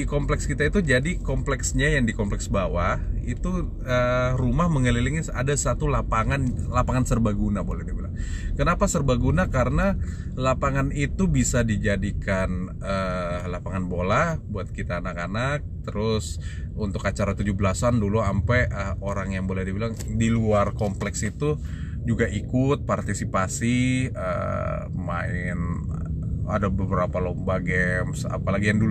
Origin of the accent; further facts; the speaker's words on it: Jakarta, Indonesia; dulu saya tinggal di Jakarta 11 tahun saya dari kecil TK TK di Jakarta dan SD di Jakarta dan dulu saya tinggal di uh, suatu kompleks di daerah Pasar Minggu